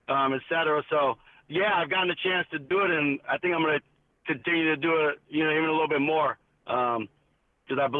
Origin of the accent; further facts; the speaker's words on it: Chicagoland area, Illinois, United States; I'm from the Chicagoland area, just kind of suburbs right outside of Chicago